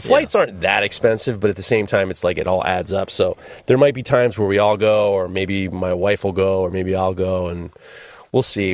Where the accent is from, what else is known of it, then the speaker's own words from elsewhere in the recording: New York City, New York, United States; Manhattan saved my life